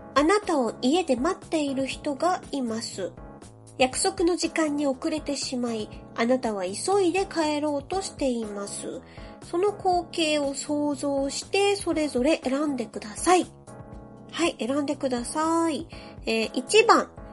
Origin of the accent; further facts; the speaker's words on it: Yokohama, Kanagawa, Japan; 私ね、喫水の浜っ子なので、横浜生まれの横浜育ちです